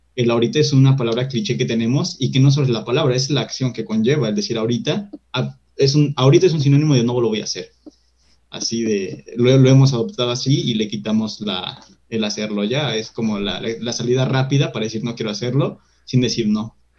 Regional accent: Mexico; como, como mexicano

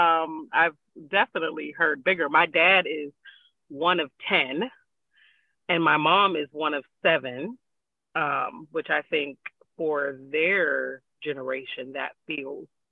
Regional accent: Pittsburgh, Pennsylvania, United States; I am a Pittsburgh born and raised kind of woman.

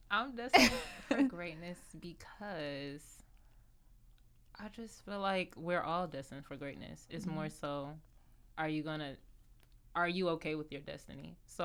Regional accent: Cleveland, Ohio, United States; born there; I was born in Cleveland. Mm-hmm. So, like, growing up, all I wanted to do was go back to Cleveland. Like, when we moved down here, I was like, man, I'm going.

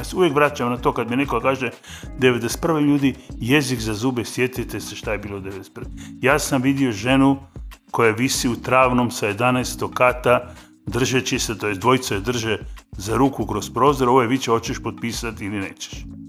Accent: Zagreb, City of Zagreb, Croatia; accent: urban Kajkavian; kao urbano kajkavca iz Zagreba

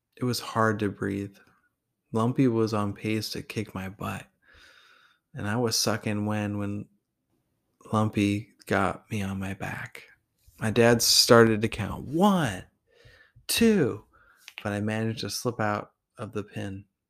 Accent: Tillamook, Oregon, United States; also born or lived in Portland, Oregon; I was from Tillamook, even though I was born in Portland and then I was living with him, so I was technically from there too

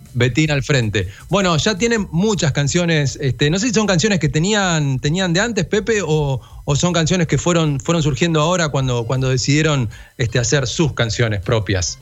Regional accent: General Madariaga, Buenos Aires Province, Argentina; soy de Madariaga

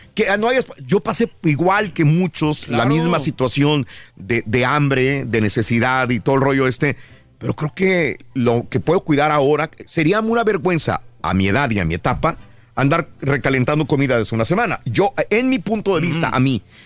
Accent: Mexico; now in United States; mis compatriotas mexicanos que estamos acá de este lado en Estados Unidos

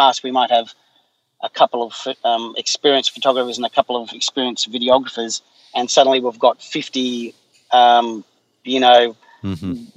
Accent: Blue Mountains, west of Sydney, New South Wales, Australia; where I grew up was in the Blue Mountains, which is west of Sydney

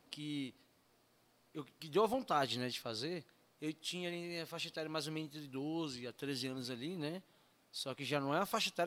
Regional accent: São Paulo, Brazil; Eu não sou daqui, né? Sou de São Paulo, né?

